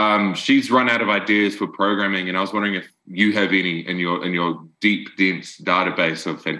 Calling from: New Zealand; I'm calling from Tiawonga in New Zealand.

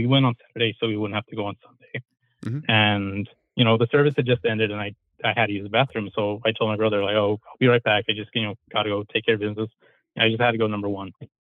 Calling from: California, United States; I'm calling from Wafto, California.

